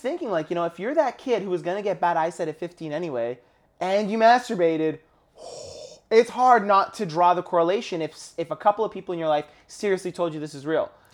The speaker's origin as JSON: {"language": "English", "country": "Canada", "tie": "born or raised there"}